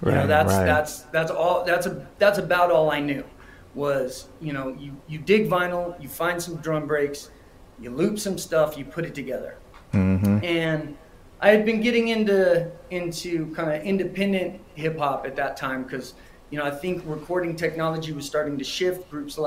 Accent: New Mexico, United States; I'm based out of New Mexico, and I grew up in New Mexico

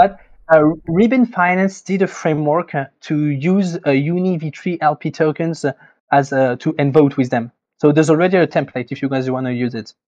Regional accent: France; accent: French; English is a second language; I'm French, as you can, I guess, can probably hear with my accent.

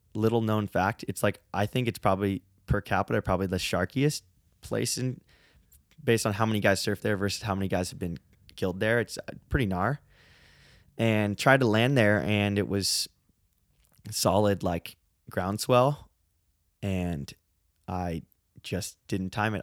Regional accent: San Francisco, California, United States; I grew up in San Francisco

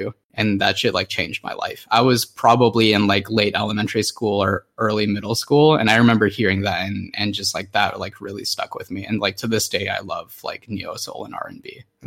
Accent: Anchorage, Alaska, United States; I grew up in Anchorage and we were like kind of isolated.

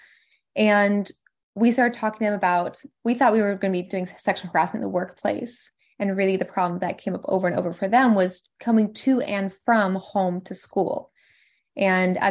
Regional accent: Washington, District of Columbia, United States; also born or lived in MENA region; here in DC because this is where I am from. I'm American

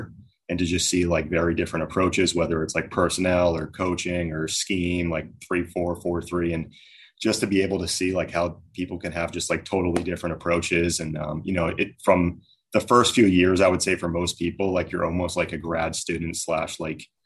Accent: Massachusetts, United States; also born or lived in New Hampshire; I was at Dartmouth, but I was from Massachusetts originally

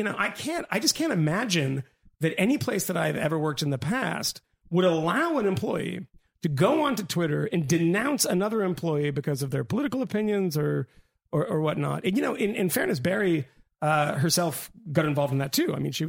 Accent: Australia; I just, I'm Australian.

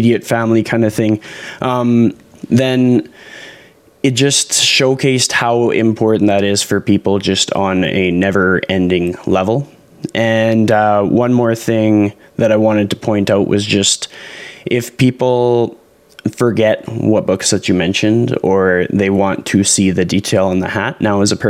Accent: Canada; being a Canadian, seeing a lot of Canadian content

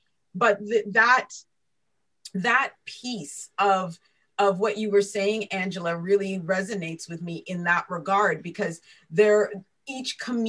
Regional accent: Antigua & Barbuda; moved away; for myself and for my husband, we come from Antigua and Barbados

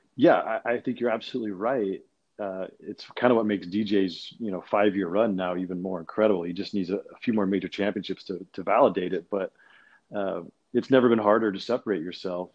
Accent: Salinas, California, United States; also born or lived in Monterey Peninsula; I grew up in in Salinas, uh, a little bit to the east

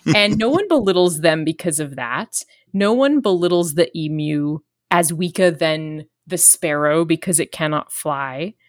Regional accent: Australia; I'm Australian

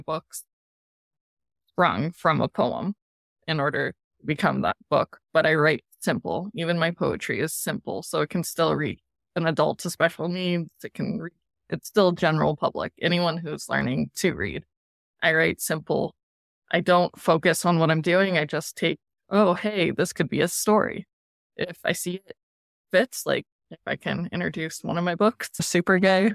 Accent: Colorado, United States; also born or lived in Bakersfield, California / Florida; majority of my life has now been in Colorado

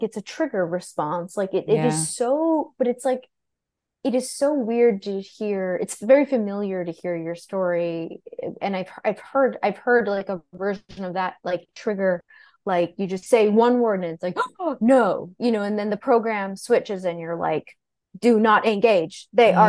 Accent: New York City, New York, United States; I grew up in Greenwich Village, born and raised.

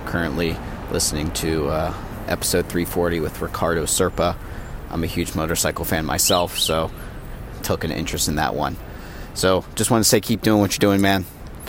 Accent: United States; moved away as an adult; now in Shanghai, China; I'm an American currently living in Shanghai, China. I moved here in late 2019

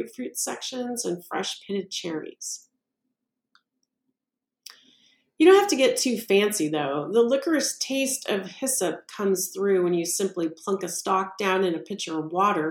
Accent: Missouri, United States; my home state of Missouri

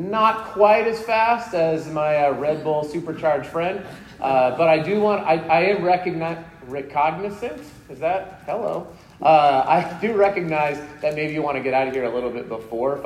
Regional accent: Colorado, United States; also born or lived in Salt Lake City, Utah; now in West Jordan, United States; I'm originally from Colorado

